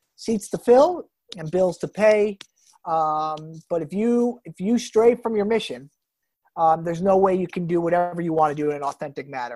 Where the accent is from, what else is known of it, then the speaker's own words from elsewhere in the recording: New Jersey, United States; growing up in New Jersey